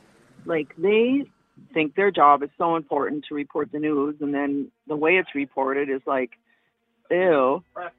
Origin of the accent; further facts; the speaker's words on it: Neenah, Wisconsin, United States; moved away; born and raised in Wisconsin, left Wisconsin in 1979